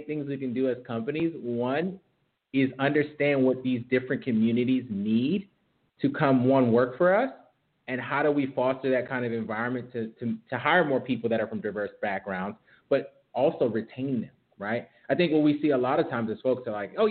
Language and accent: English; Rochester, New York, United States; I'm actually from Rochester, New York, which is like upstate New York, nothing to do there but like play in the snow